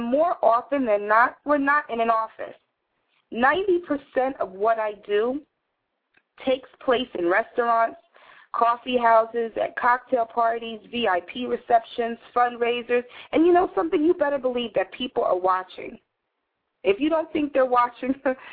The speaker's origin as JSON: {"language": "English", "town": "New York City", "region": "New York", "country": "United States", "tie": "born or raised there", "said": "I grew up in New York City with very socially active parents"}